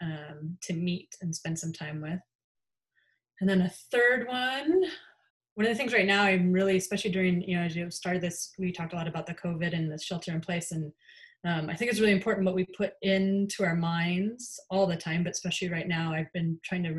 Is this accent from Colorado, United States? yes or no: yes; Colorado, United States; moved away as an adult; I'm from Colorado